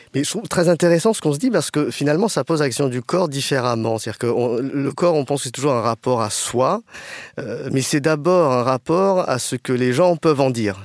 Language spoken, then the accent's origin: French; France; je suis euh, franco-cambodgien, donc j'ai des origines cambodgiennes